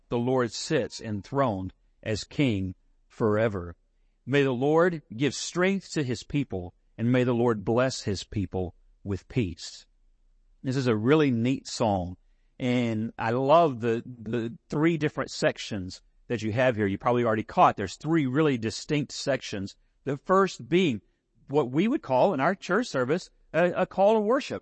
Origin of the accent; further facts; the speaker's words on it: San Angelo, Texas, United States; all my childhood summers growing up in San Angelo.